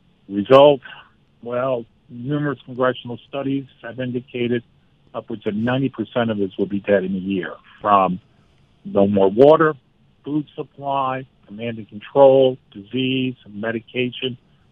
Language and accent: English; Black Mountain, North Carolina, United States; Well, you know, I set the books in my hometown, Black Mountain, North